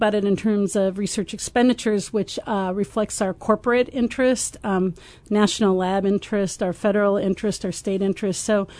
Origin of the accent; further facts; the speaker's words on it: Everett, Washington, United States; moved away as an adult; also born or lived in Pullman, Washington / Houston, Texas; now in Champaign, United States; I grew up near Seattle in a town called Everett, Washington.